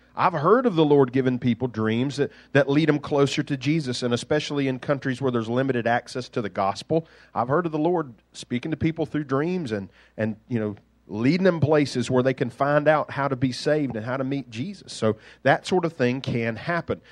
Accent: Duxbury, Massachusetts, United States; I grew up in Duxbury. The mean streets of Duxbury

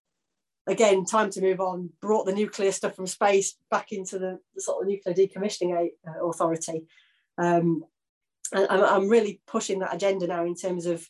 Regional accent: Yorkshire and the Humber, United Kingdom; I'm from Yorkshire

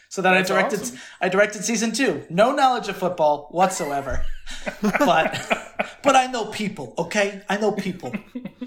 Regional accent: Connecticut, United States; So that shot in Connecticut, actually in my hometown

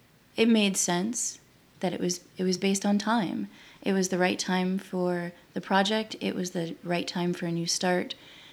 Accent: Tampa, Florida, United States; at least growing up in Tampa, there were so many USF faculty members and all the artists and musicians that I knew all lived in Sonal Heights.

